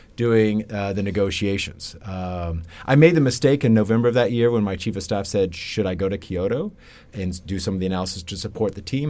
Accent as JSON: {"language": "English", "town": "Lexington", "region": "Kentucky", "country": "United States", "tie": "born or raised there", "said": "I grew up in Lexington, Kentucky, on a farm just outside of the town."}